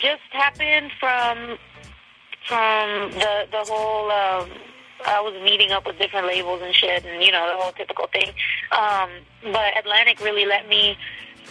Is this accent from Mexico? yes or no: yes; Mexico; moved away; also born or lived in United States; Not only am I Mexican-American, I really am, like, Mexican, you know? Like, I was raised in Mexico a lot of time. I went to school over there too